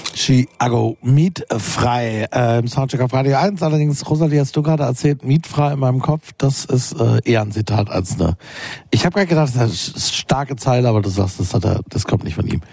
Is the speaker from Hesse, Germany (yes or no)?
no; Berlin, Germany; als Berliner